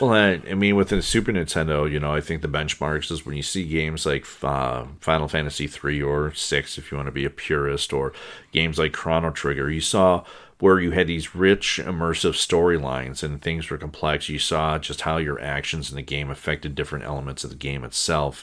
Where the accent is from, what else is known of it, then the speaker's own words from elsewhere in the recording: Saint Paul, Minnesota, United States; growing up in Saint Paul